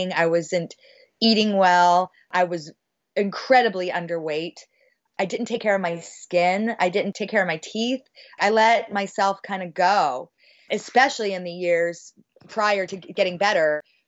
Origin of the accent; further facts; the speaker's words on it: Bay Area, California, United States; I'm from the Bay Area